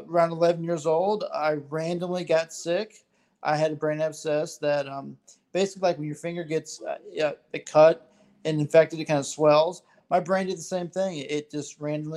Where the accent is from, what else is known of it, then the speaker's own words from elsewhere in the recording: Texas, United States; I'm from Texas as well as y'all